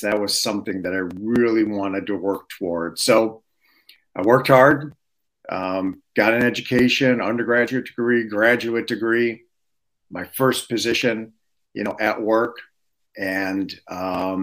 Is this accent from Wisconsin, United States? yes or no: no; Detroit, Michigan, United States; I was born and raised in Detroit